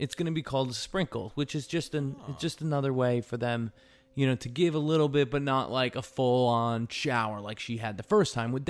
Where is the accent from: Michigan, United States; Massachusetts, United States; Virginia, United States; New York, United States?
New York, United States; also born or lived in Connecticut / New Jersey; So I'm from the East Coast. I'm from the East Coast, right, guys? All right. Patrick, you know that, right? I'm from New York and Connecticut.